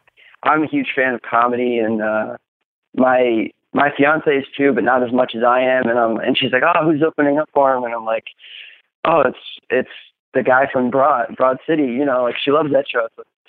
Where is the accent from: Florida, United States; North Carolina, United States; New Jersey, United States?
New Jersey, United States; Summit; moved away; I'm originally from New Jersey.